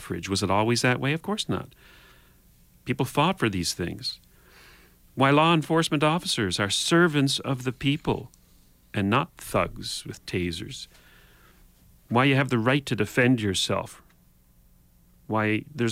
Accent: Canada

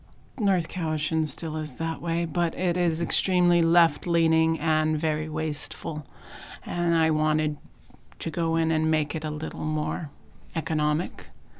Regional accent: Dubai, United Arab Emirates; now in Canada; And then we moved back to Canada. I grew up in Dubai.

